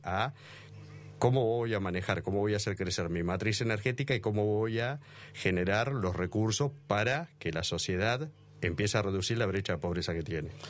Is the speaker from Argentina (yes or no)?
yes; Argentina; Y como argentino, digo, nosotros los argentinos somos demasiado nostálgicos